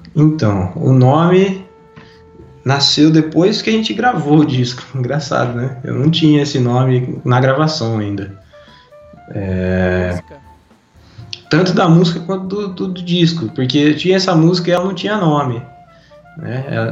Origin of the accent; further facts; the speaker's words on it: Brazil; a gente é brasileiro